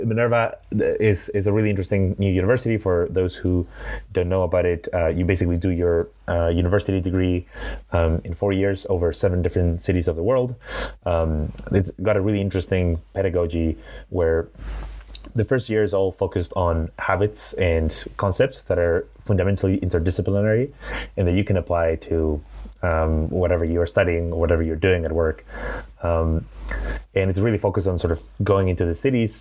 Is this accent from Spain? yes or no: yes; Madrid, Community of Madrid, Spain; accent: Spanish; English is a second language; also born or lived in Glasgow, Scotland / San Francisco; today from Madrid in Spain, which is where I'm from. So I grew up here in the city